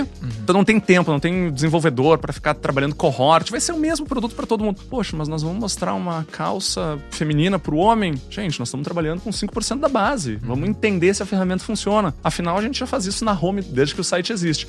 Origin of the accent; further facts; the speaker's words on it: Rio Grande do Sul, Brazil; moved away as an adult; also born or lived in Curitiba; Sou gaúcho, comecei lá no sul